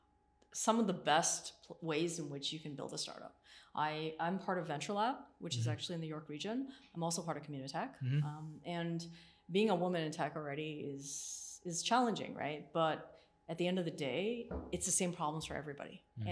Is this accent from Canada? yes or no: yes; Canada; born there; also born or lived in Asia; I was born in Canada and then I went to Asia for years and I was like a fish.